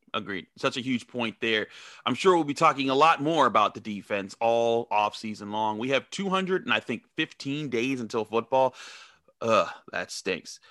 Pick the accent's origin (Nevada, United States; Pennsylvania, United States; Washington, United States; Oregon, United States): Pennsylvania, United States; Pittsburgh; As a black kid growing up in Pittsburgh